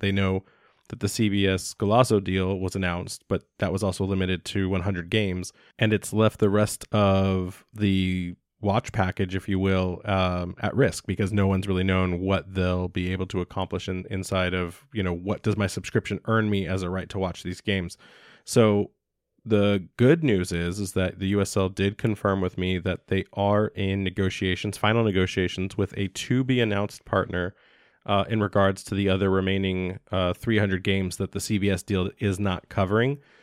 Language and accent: English; United States; as an American citizen